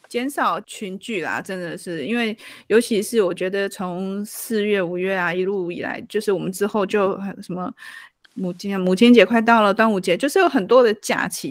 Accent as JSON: {"language": "Chinese", "country": "Taiwan", "said": "我们台湾人"}